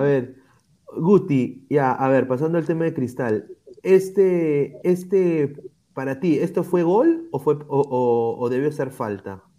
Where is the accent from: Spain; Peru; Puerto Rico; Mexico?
Peru; como peruano